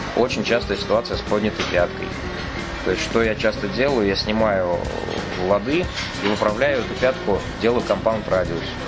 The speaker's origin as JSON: {"language": "Russian", "town": "Kazan", "region": "Tatarstan", "country": "Russia", "tie": "born or raised there", "said": "лучше жить в родном городе, родная земля сил дает"}